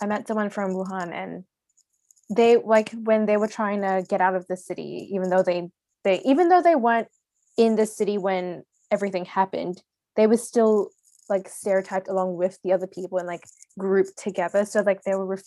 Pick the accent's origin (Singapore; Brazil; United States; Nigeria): Singapore; now in Australia; I was born in Singapore and I guess raised there for most of my life